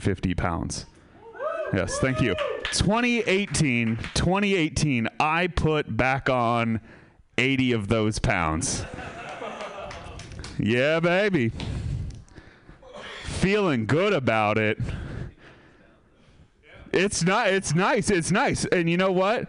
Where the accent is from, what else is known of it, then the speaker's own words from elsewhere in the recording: Sebastopol, California, United States; I'm from Sebastopol